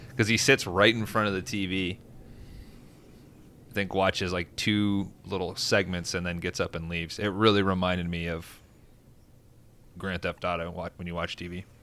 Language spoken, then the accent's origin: English; England, United Kingdom; Like, oh, I'm I'm from England. I know how these fuckers are.